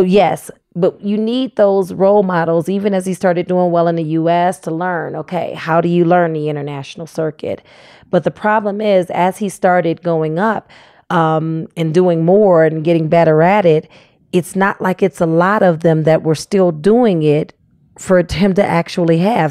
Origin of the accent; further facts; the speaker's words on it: Cleveland, Ohio, United States; moved away as an adult; now in Fayetteville, United States; I grew up in Cleveland, Ohio.